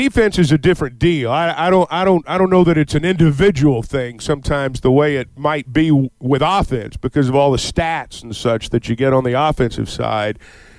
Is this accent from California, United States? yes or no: no; Sardis, Mississippi, United States; I grew up in Sardis, and, I think it's a big game for him.